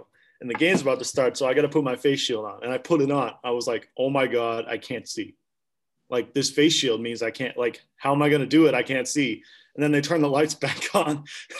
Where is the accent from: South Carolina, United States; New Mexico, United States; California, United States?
South Carolina, United States; Clemson; from Clemson, South Carolina.